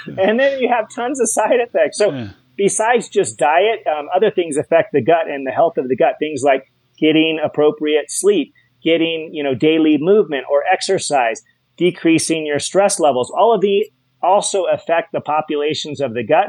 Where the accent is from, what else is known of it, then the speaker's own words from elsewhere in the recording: Hawaii, United States; I'm from Hawaii